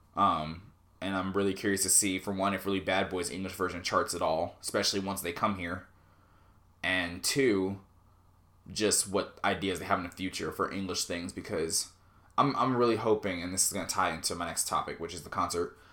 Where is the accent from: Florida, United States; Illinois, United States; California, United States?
California, United States; Southern; moved away; I was born in Southern California